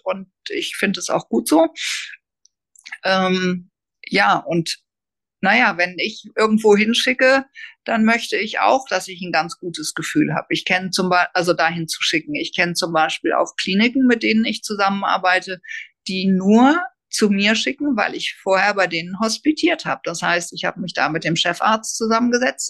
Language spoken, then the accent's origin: German; Hamburg, Germany; moved away; eigentlich komme ich aus Hamburg, bin ich dann auch wieder in Hamburg gelandet